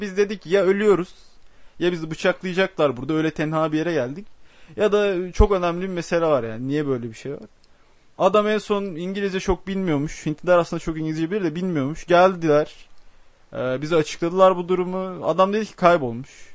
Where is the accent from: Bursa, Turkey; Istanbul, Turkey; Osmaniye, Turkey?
Osmaniye, Turkey; also born or lived in Adana; ben Adanalıyım. E, Osmaniyeliyim